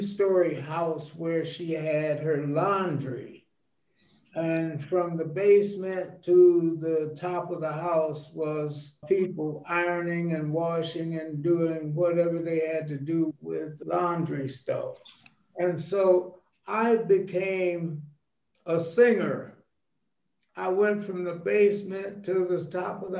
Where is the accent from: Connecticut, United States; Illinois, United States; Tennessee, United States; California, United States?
California, United States; Los Angeles; also born or lived in Cleveland, Ohio; I grew up in Watts. We came to California from Cleveland, Ohio in 1936.